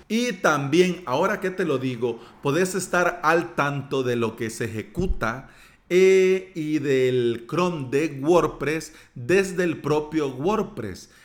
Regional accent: El Salvador; mismo país, de la tierra de las pupusas y del atol

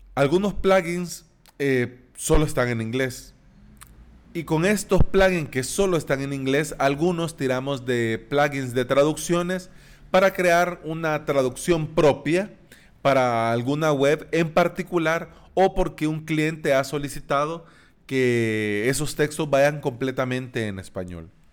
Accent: El Salvador; en países como El Salvador, nosotros hablamos de vos

